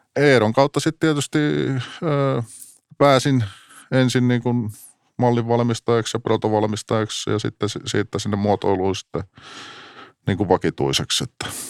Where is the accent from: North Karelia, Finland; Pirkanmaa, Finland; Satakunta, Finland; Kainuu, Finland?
Pirkanmaa, Finland; Tampere; olen tamperelainen, syntynyt Pispalassa, sitten nuoruuden viettänyt tietysti legendaarisessa Tesomassa